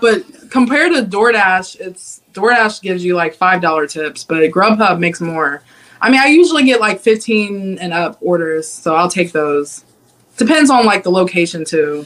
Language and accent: English; Cincinnati, Ohio, United States; I'm from Cincinnati, Ohio